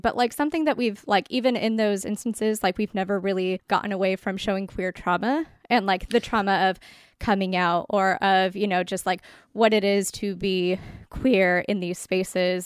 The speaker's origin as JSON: {"language": "English", "area": "near Los Angeles", "region": "Southern California", "country": "United States", "tie": "born or raised there", "also_born_or_lived": "Bay Area, California", "said": "I grew up in Southern California, right next to L A. I'm now in, in the Bay Area"}